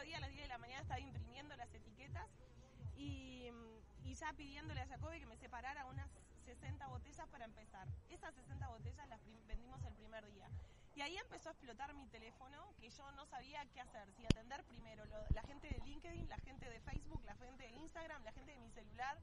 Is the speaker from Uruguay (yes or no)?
yes; Uruguay; ser uruguayos